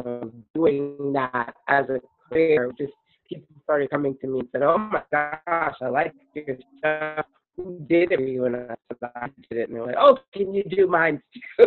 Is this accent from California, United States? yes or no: no; New York City, New York, United States; I grew up in Brooklyn